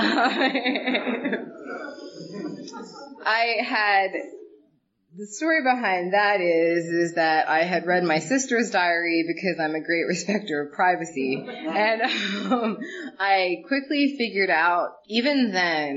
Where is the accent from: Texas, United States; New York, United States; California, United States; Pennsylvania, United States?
Pennsylvania, United States; Reading; I was born outside of Reading, PA, to a very loving, intensely loving family